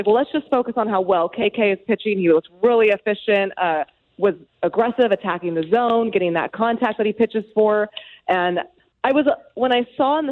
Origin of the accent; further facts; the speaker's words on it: West Coast city, United States; moved away; it's my hometown